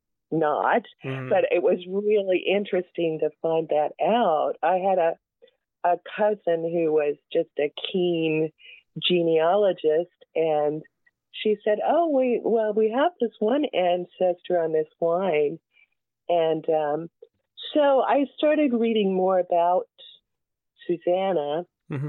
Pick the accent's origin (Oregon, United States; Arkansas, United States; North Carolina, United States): Arkansas, United States; I'm from Arkansas